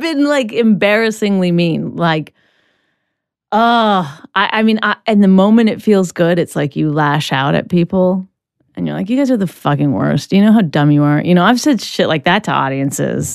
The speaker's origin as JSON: {"language": "English", "country": "Canada", "said": "I'm Canadian"}